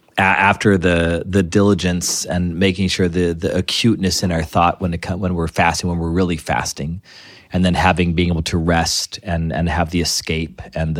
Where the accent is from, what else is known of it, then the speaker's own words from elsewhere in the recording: Ireland; drinking makes us fight. I'm Irish. I know that's how this works, right?